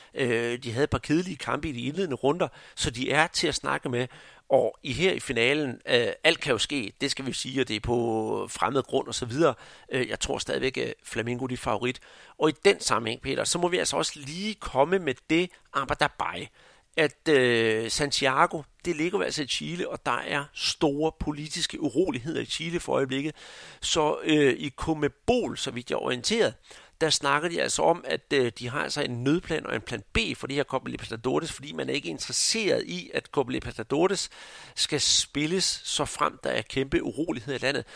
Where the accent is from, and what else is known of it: Denmark